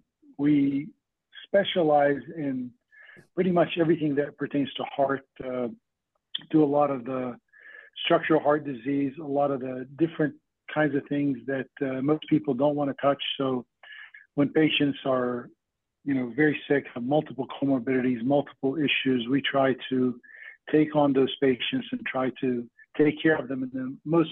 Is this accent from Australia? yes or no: no; Lebanon; also born or lived in Charleston, West Virginia; now in West Virginia, United States; I'm originally from Lebanon, came and lived in Charleston, West Virginia in the mid-80s, went to WVU for college med school